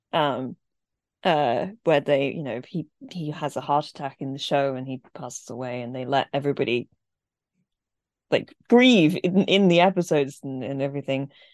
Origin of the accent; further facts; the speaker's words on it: England, United Kingdom; I was, you know, raised in England